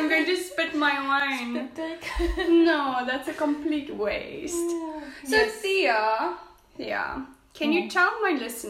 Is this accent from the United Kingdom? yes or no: no; South Africa; born or raised there; moved away as an adult; now in Kraków, Poland